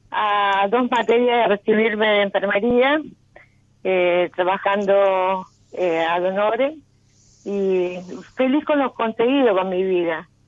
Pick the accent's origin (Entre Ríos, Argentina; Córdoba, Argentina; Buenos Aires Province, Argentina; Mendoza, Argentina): Buenos Aires Province, Argentina; San Pedro; De San Pedro, provincia de ah, Buenos Aires.